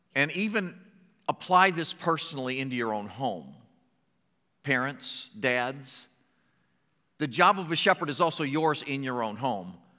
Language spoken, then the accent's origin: English; Findlay, Ohio, United States; moved away as an adult; also born or lived in Medina, Ohio / Springfield, Missouri; I was born in Finley